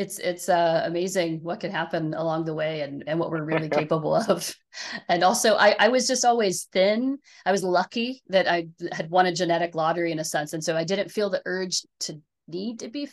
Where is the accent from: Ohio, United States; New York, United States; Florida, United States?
Ohio, United States; Growing up in Ohio